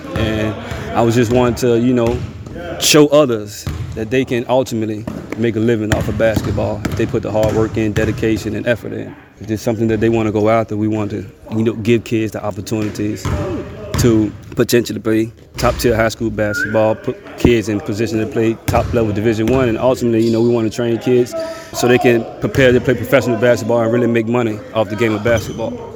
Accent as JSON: {"language": "English", "town": "Richmond", "region": "Virginia", "country": "United States", "moved": "yes", "lives_now": "Cayman Islands", "said": "Now, I grew up in a very competitive environment. I'm from Richmond, Virginia"}